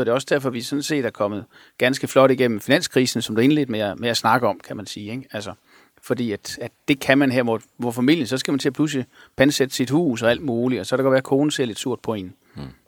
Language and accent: Danish; Sønderborg, Southern Denmark, Denmark; moved away; also born or lived in Aarhus; jeg voksede op i Sønderborg